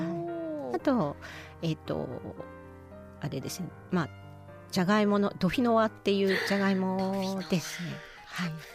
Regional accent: Hokkaido, Japan; 私が北海道出身なので

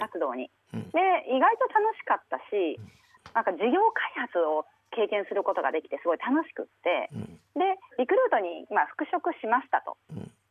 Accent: Osaka, Japan; also born or lived in Tokyo; now in Nagareyama, Japan; 私出身は大阪なんです

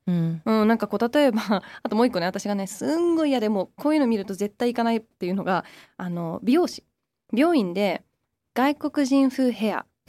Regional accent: Surbiton, London, United Kingdom; moved away; 私もイギリス育ち

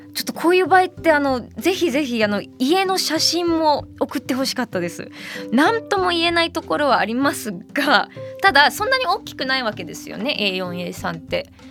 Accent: Detroit, Michigan, United States; moved away; 我が故郷のアメリカミシガン州デトロイト

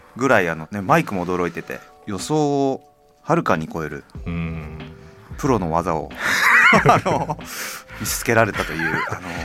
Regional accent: Kyushu, Japan; 僕はあの九州出身なんで

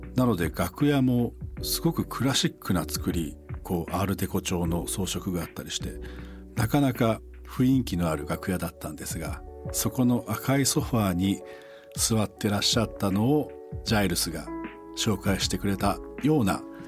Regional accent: Echizen, Fukui, Japan; now in Tokyo, Japan; 僕が育った地元福井県の越前市

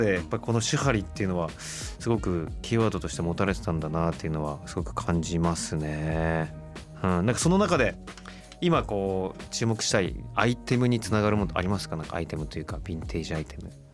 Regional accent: Kawasaki, Kanagawa, Japan; 川崎出身なんで。

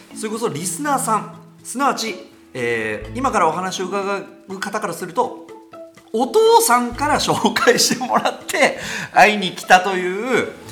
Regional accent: Tokai, Japan; 僕が東海で生まれて東海のラジオ局でやってる

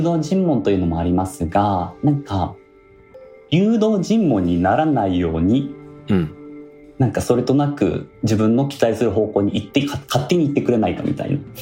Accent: Tokyo, Japan; 私自身は東京生まれなんですけどルーツは大分の臼杵という城下町

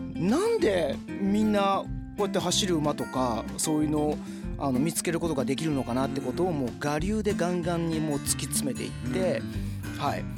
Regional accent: Ichinomiya, Aichi, Japan; also born or lived in Nagoya; 一之宮で。で、高校から僕、名古屋の高校に出ました

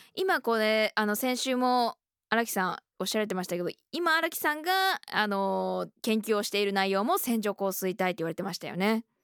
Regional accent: Okayama, Japan; あの私岡山県出身で

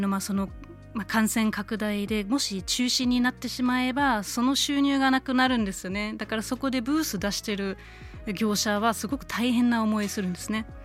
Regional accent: Germany; born or raised there; now in Japan

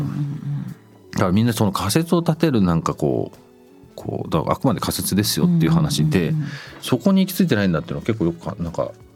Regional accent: Tokyo, Japan; also born or lived in London; 僕日本だと東京で生まれて東京育った

